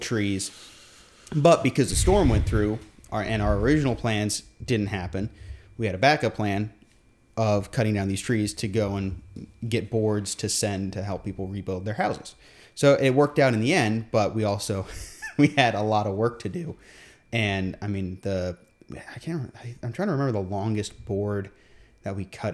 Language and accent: English; Guam; we grew up on Guam